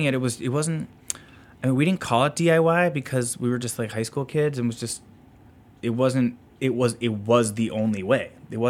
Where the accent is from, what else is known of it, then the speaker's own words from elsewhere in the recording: Northbrook, Illinois, United States; now in Deerfield, United States; I grew up in Northbrook.